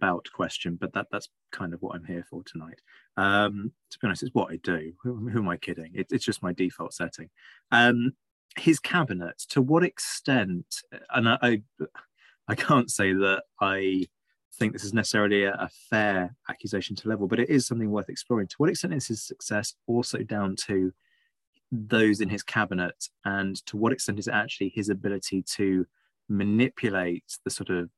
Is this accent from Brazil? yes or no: no; United Kingdom; as a Brit